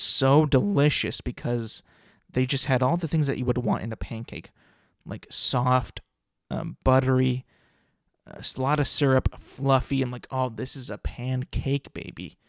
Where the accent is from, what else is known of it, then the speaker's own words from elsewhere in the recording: California, United States; I'm from California